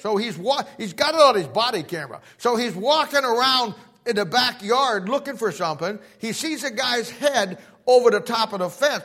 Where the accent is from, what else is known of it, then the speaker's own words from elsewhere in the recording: Canton, Ohio, United States; I'm from Canton, Ohio